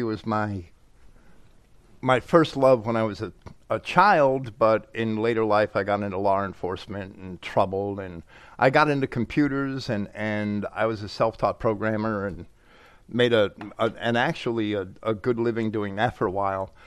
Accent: New York, United States; I grew up right outside of New York City

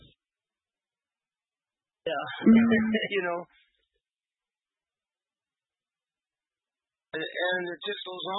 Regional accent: England, United Kingdom; I am an Englishman

